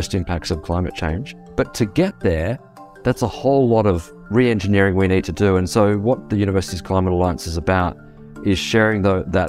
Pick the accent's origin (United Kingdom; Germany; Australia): Australia; I'm from Australia